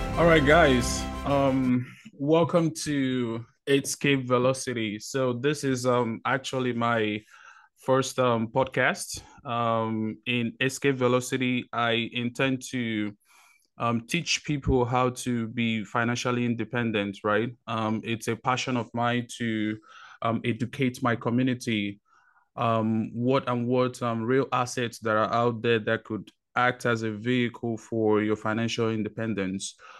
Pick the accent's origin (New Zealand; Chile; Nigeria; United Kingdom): Nigeria; moved away as an adult; now in United States; I was born in Nigeria, um, spent twenty years of my life there, moved over to, um, United States